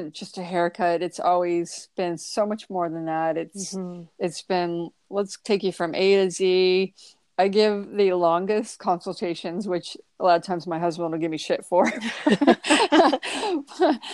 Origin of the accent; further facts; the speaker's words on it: Toledo, Ohio, United States; being from a smaller town, I'm from Toledo, Ohio